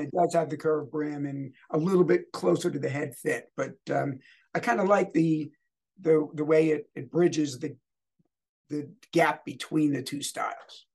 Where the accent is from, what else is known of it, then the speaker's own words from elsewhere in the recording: United States; moved away; I'm originally from the New York, New Jersey area